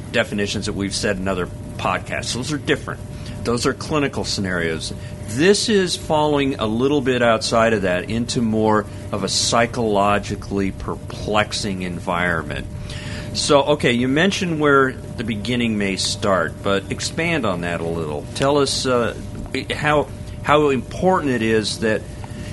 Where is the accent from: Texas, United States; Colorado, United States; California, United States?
Colorado, United States; moved away; I'm originally from Colorado